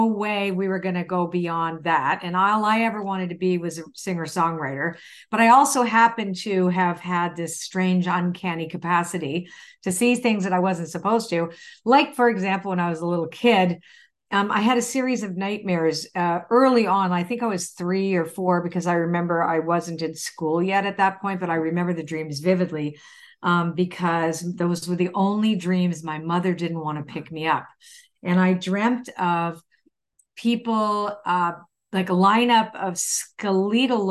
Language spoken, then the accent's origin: English; Canada; I was born in Canada. I'm Canadian